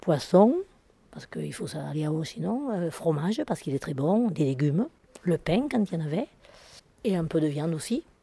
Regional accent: Gers, Occitania, France; je suis du Gers

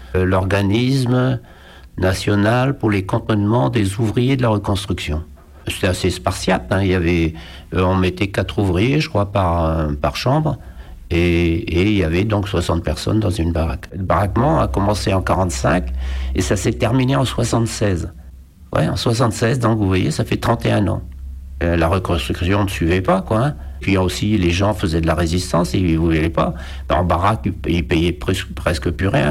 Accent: Brest, Brittany, France; Je suis né à Brest en août 1940.

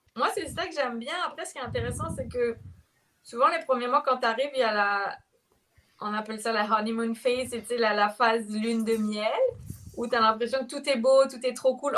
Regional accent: France; moved away as an adult; also born or lived in India / New Caledonia; now in Montreal, Canada; la France, je l'ai quittée quand j'avais 18 ans

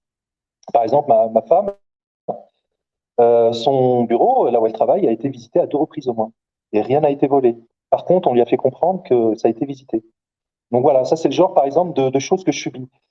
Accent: Algeria; also born or lived in Corbeil-Essonnes, France; now in France; l'Algérie, qui est mon pays d'origine

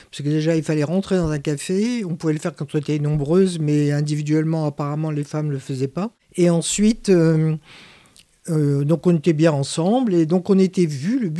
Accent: Algeria; born or raised there; now in Aubervilliers, France

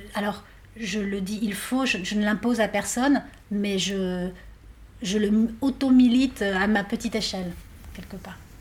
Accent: Argentina; moved away; je viens d'Argentine

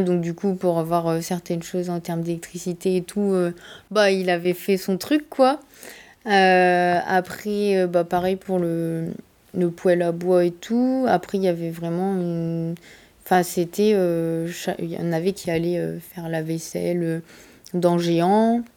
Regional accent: Abbeville, Hauts-de-France, France; also born or lived in Amiens; now in near Amiens, France; je suis originaire d'Abbeville

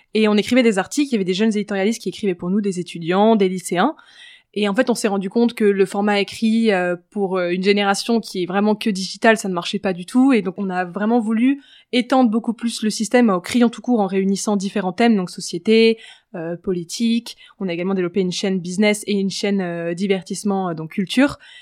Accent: Paris, Île-de-France, France; also born or lived in Switzerland; j'ai grandi à Paris, j'ai vécu 4 ans en Suisse pour la fin de mon collège et de mon lycée, puis je suis revenue à Paris

